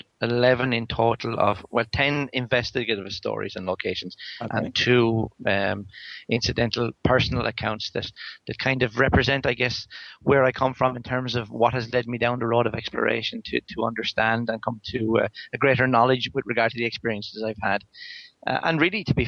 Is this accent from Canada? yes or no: no; Ireland; I am Irish